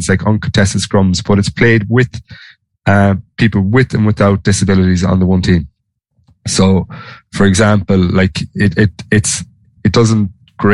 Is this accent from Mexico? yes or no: no; Galway, Connacht, Ireland; moved away; I'm from Galway